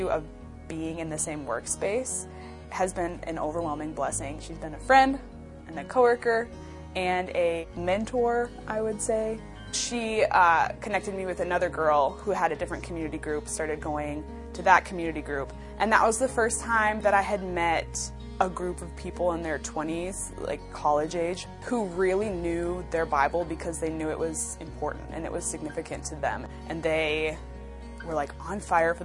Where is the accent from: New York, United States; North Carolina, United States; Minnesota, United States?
Minnesota, United States; moved away as an adult; now in Iowa, United States; I'm originally from Minnesota. I moved to Iowa